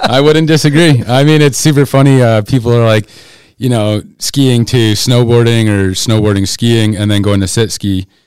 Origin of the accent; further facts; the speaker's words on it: Keene, New Hampshire, United States; moved away as an adult; now in Colorado, United States; I grew up in Keene, New Hampshire originally.